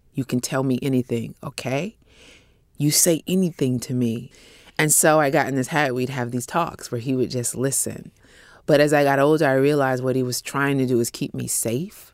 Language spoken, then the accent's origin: English; Bay Area, California, United States; a small publishing company in the Bay Area where I grew up in California